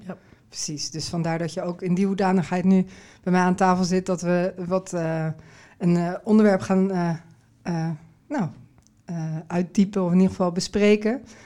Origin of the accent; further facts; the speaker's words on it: Netherlands; ik uit Nederland kwam